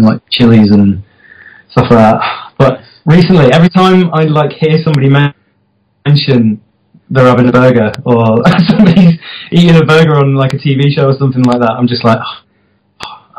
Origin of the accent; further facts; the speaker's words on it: Formby, North West England, United Kingdom; Well, I'm from Formby